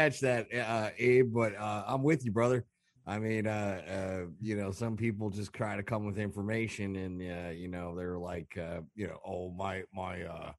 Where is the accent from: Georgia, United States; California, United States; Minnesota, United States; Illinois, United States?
Illinois, United States; Chicago; We're from Chicago.